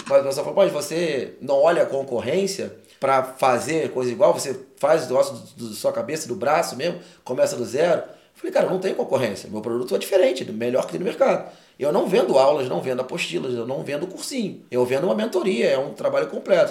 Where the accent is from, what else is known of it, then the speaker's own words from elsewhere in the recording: Rio de Janeiro, Brazil; moved away as an adult; now in Cuiabá, Brazil; eu que sou carioca, vira vida toda lá. Fui morar em, em Mato Grosso, Cuiabá